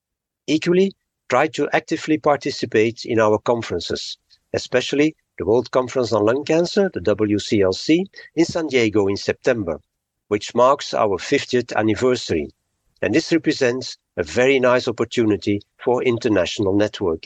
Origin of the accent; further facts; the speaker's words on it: Antwerp, Flanders, Belgium; my hometown in Antwerp, Belgium